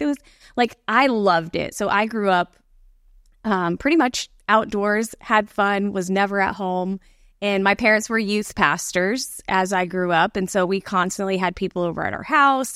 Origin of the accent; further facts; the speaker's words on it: Bradenton, Florida, United States; I grew up in the Bradenton, Sarasota area, which is, like, just south of Tampa